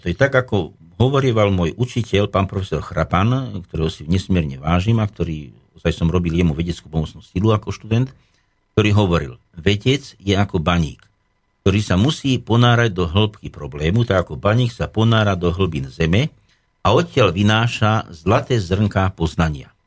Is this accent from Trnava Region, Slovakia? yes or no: no; Nemčiňany, Nitra Region, Slovakia; Moja rodná obec je Nemčinany alebo čas Rožnica, kedy si bola Rožnica, to bola ozaj dedinka v údolí, kde teda líšky dávali dobrú noc, kde som ako malý chlapec som pásol húsky, kravičky.